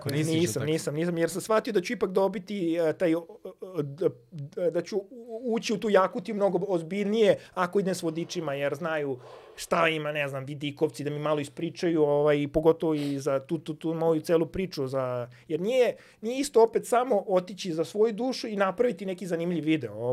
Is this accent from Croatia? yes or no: no; Serbia; kao prvi Srbin koji je došao do najhladnije tačke